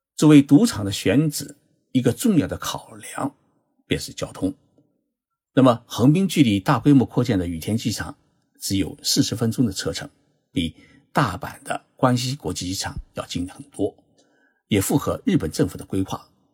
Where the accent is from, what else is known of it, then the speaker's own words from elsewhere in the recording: China; now in Tokyo, Japan; 我们中国人选数字，甚至发红包，都喜欢选六六八八这样的数字